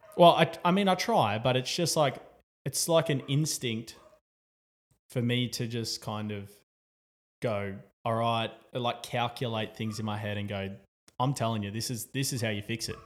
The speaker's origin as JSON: {"language": "English", "town": "Newcastle", "region": "New South Wales", "country": "Australia", "said": "as an Australian, as a Novocastrian"}